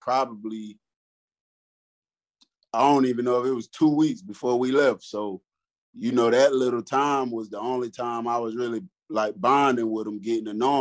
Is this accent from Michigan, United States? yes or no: yes; Detroit, Michigan, United States; moved away; also born or lived in Georgia; I'm from Detroit, Michigan